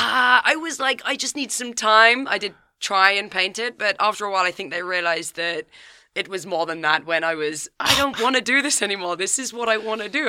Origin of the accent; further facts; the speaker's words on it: Kent, South East England, United Kingdom; I'm from Kent, so down south, just outside of London.